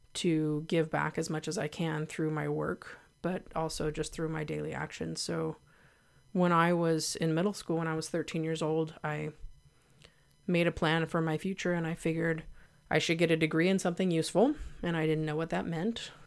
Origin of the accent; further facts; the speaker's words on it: Santa Cruz, California, United States; I was born in Santa Cruz, an unincorporated Santa Cruz, an area called Live Oak. I was born at home. But I grew up with parents who had been hippies